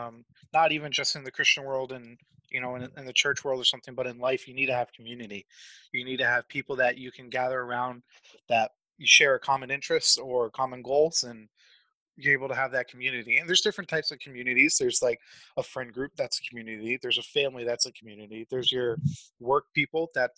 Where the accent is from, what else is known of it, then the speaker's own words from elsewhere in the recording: Massachusetts, United States; now in Springfield, United States; I am originally from Massachusetts, but now reside in Springfield, Missouri.